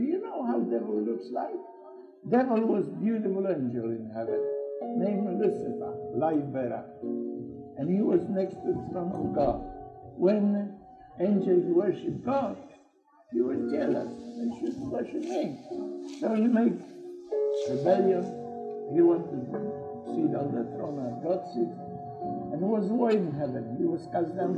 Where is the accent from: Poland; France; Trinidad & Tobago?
Poland; English is a second language; moved away as an adult; now in Australia; I'm from Poland. I'm 50 years in Australia.